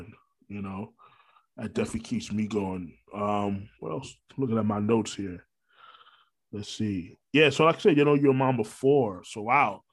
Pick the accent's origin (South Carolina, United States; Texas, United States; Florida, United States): Florida, United States; Orlando; also born or lived in Brooklyn, New York; I'm a Florida boy. I've been here since '93